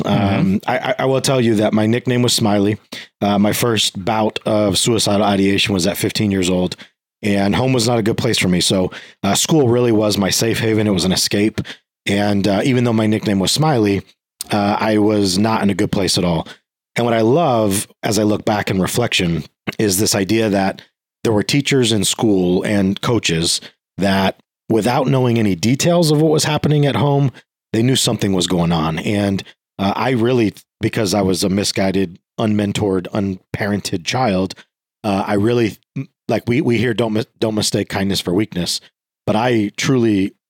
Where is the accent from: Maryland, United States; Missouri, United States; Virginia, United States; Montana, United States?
Virginia, United States; born there; So I was born in Virginia